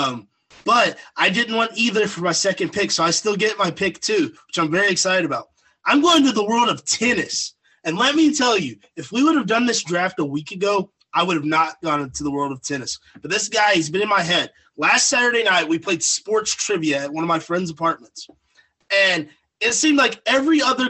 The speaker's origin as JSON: {"language": "English", "region": "West Kentucky", "country": "United States", "tie": "born or raised there", "said": "growing up in West Kentucky"}